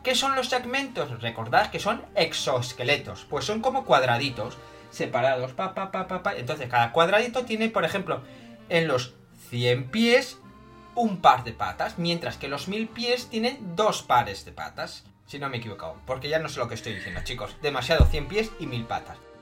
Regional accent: Spain; Como solemos decir en España

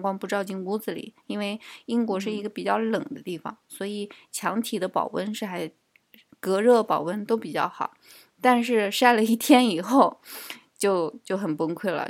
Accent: Nanjing, Jiangsu, China; accent: Nanjing; now in United Kingdom; 我也是南京的

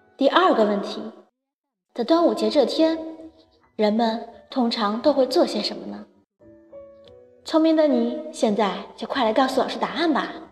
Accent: northern China, China; 作为一个北方人

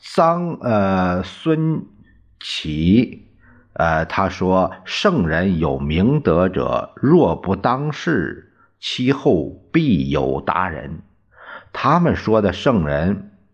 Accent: Puyang, Henan, China; 在我们老家这个濮阳

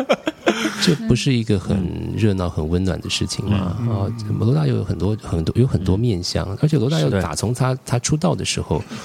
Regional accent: Taiwan; 我们台湾话有个名字叫 Khamzan

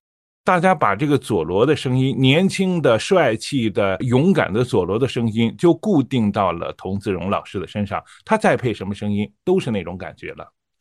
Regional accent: Shandong, China; 我是山东人，

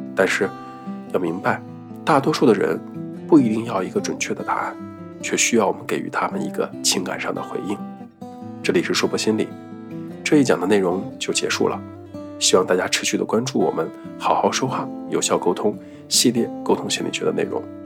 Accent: Northeast China, China; first language Mandarin; 我一个在东北人家长大的说普通话的孩子

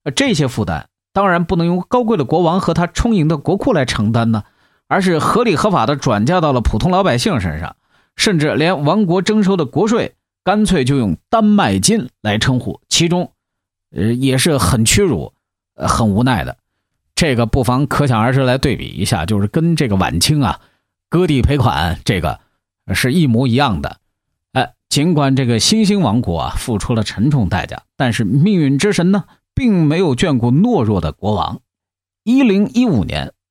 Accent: China; 我们中国人

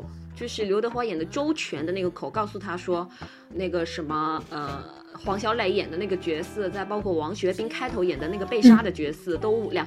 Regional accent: China; 毕竟是日本的那种演戏方式，所以其实对我们中国人来讲的话，你会觉得他，他就是在人物里头，他在演戏。

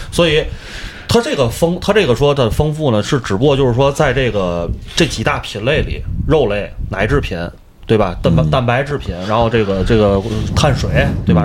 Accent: China; 作为一个中国人

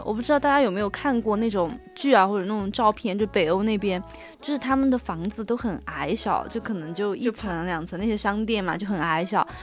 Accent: China; 像我们中国人这种猎奇，然后对新鲜事物的一个好奇心态

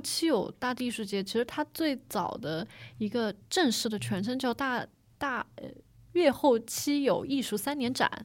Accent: Hangzhou, Zhejiang, China; 我是土生土长的那个杭州嗯。上城区 城里人

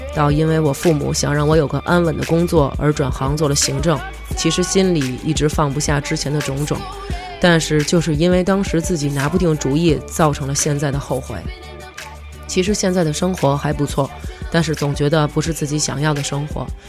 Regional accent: China; 我们中国人的传统就是很会顾及到家人的想法

